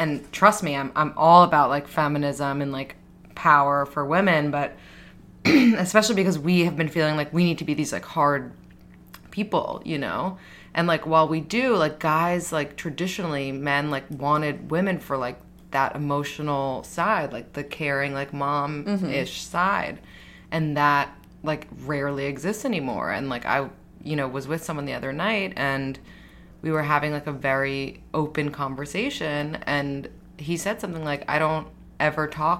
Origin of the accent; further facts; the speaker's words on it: New York, United States; Because we're from New York.